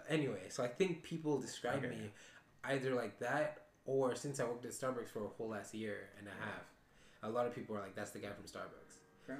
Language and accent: English; Zambia; also born or lived in Belgium / Tanzania; So I'm Zambian Tanzanian, right? And I was born in Belgium. So for some reason, my accent got lost in... because I went back to Zambia and I lived there for 6 years of my life. Then I came back to Belgium and I had the most African accent.